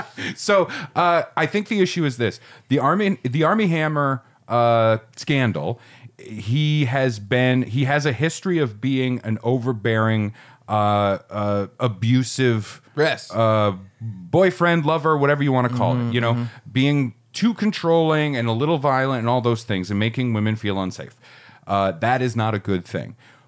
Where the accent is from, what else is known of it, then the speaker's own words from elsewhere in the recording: Ireland; I'm Irish, so fuck off.